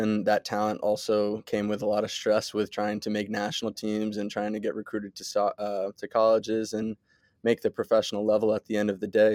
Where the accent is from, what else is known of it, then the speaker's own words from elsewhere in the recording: Westchester, New York, United States; I was born in Westchester, New York. I, uh, went to Byram Hills High School.